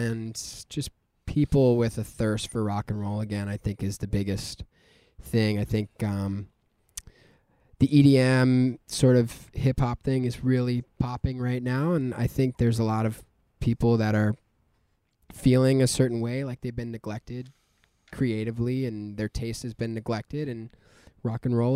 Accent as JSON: {"language": "English", "town": "Schenectady", "region": "New York", "country": "United States", "also_born_or_lived": "New England", "moved": "yes", "lives_now": "Los Angeles, United States", "said": "I'm from Schenectady"}